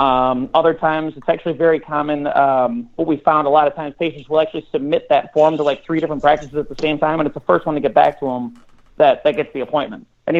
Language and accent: English; Chicago, Illinois, United States; Chicago, south side of Chicago, yeah.